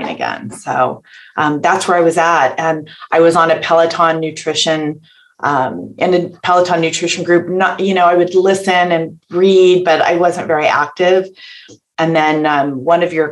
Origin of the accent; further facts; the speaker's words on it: just outside of San Francisco, Northern California, United States; I'm born and raised in California